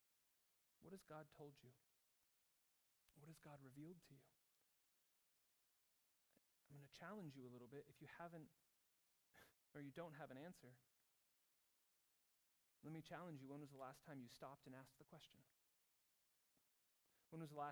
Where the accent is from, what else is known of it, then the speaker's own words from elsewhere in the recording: United States; moved away as an adult; now in Zurich, Switzerland; myself as an American